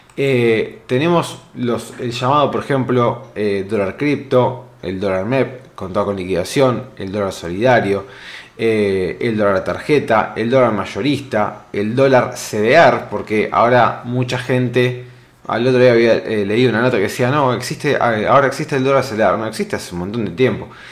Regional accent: Argentina

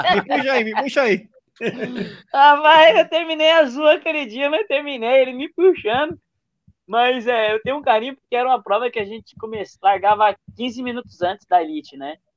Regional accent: São Paulo, Brazil; um brasileiro da periferia de São Paulo, da Zona Leste

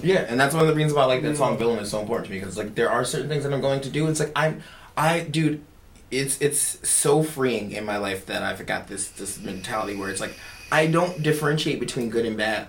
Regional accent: Philadelphia, Pennsylvania, United States; now in Jacksonville, United States; I'm from Philly

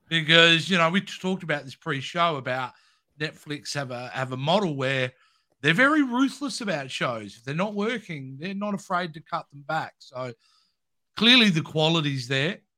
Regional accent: Australia; as an Australian

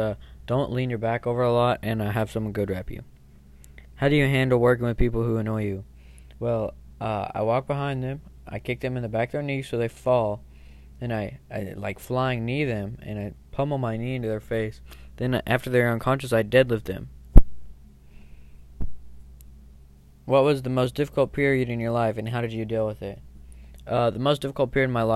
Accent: California, United States; I'm from California

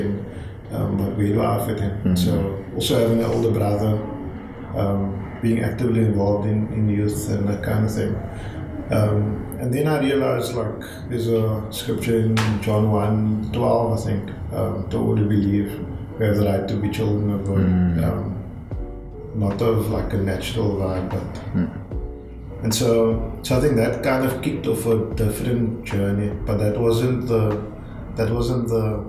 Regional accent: Cape Town, Western Cape, South Africa; also born or lived in Grassy Park / Wynberg; I grew up in Mitchell's Plain, moved to Grassy Park

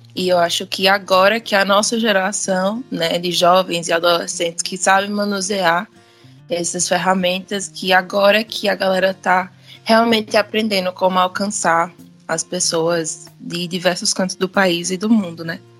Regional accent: Pernambuco, Brazil; eu sou de Pernambuco

